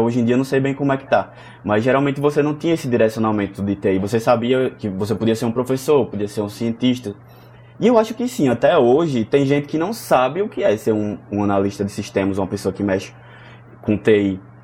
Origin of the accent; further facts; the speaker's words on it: Santa Rita, Paraíba, Brazil; eu sou natural de Santa Rita, é, região metropolitana aqui de João Pessoa, Paraíba